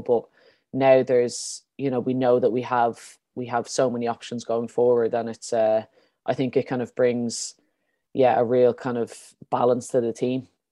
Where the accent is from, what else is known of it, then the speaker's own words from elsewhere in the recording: Ireland; as Irish players